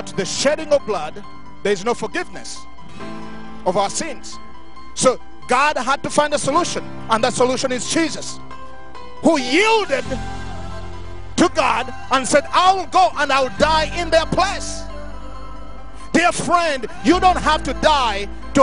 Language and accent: English; Uganda; now in Montrose, United States; growing up in Uganda, going through wars after wars